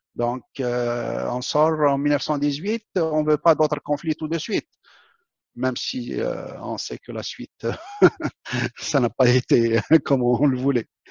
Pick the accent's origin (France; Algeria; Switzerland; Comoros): Algeria; moved away; also born or lived in Quebec; mon pays natal, l'Algérie